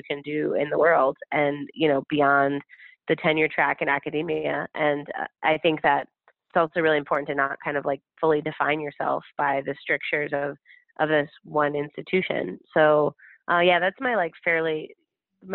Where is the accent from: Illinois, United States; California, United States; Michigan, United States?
Illinois, United States; Chicago; as a Black person, as a Chicagoan